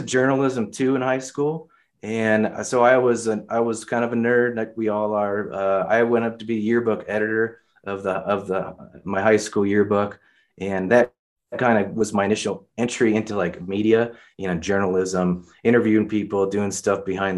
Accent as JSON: {"language": "English", "town": "Upland", "region": "California", "country": "United States", "tie": "born or raised there", "also_born_or_lived": "Santa Barbara, California", "moved": "as an adult", "lives_now": "Denver, United States", "said": "I'm originally from California. I was born in Santa Barbara"}